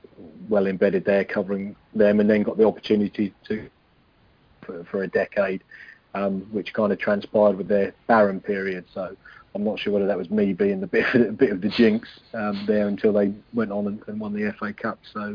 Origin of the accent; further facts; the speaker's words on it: Norwich, East of England, United Kingdom; also born or lived in Yorkshire; now in London, United Kingdom; So, I was being sent to my hometown club every other week to cover on Norwich